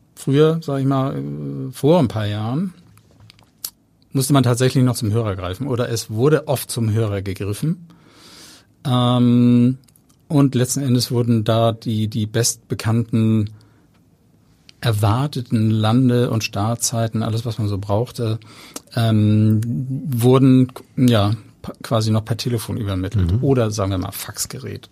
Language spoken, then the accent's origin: German; Hamburg, Germany; ich bin in Hamburg-Langenhorn aufgewachsen